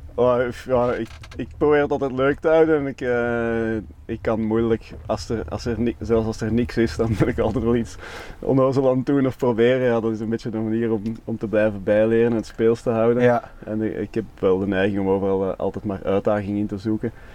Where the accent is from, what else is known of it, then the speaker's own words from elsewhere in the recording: Belgium; wij als Belgen